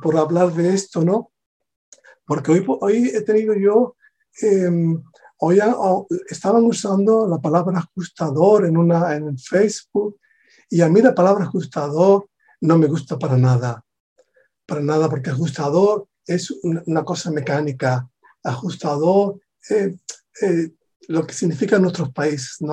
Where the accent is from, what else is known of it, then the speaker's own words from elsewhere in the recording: Spain; also born or lived in southern Spain; a pesar de ser de España